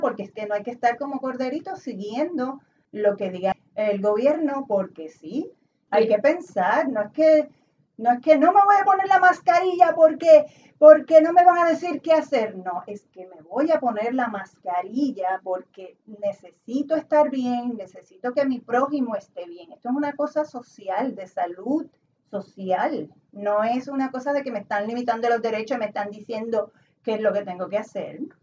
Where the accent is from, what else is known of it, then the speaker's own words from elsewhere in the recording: Puerto Rico; somos colonia de Estados Unidos